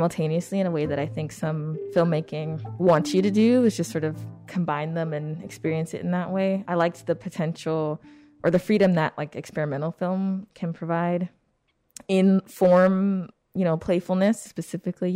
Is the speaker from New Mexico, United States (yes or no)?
no; California, United States; moved away as an adult; now in Chicago, United States; I'm from California, although I have, yeah, spent a significant amount of my adulthood in Chicago